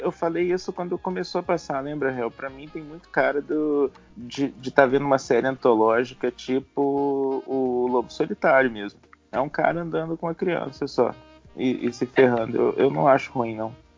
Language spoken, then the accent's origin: Portuguese; Curitiba, Paraná, Brazil; eu sou curitibano